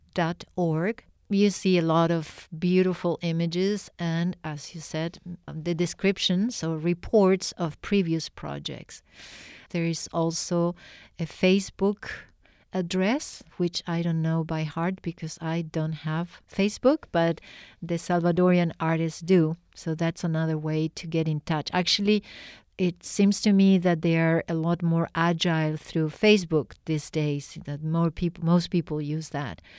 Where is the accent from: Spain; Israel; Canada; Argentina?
Argentina; I am from Argentina